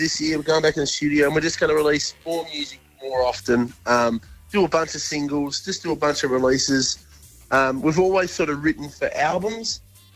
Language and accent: English; Tasmania, Australia; we're from Tassie, obviously. I'm in the south now